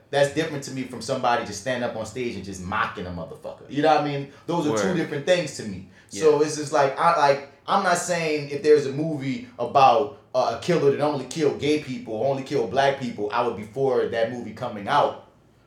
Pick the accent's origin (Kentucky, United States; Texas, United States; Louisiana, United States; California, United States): Louisiana, United States; New Orleans; we're from New Orleans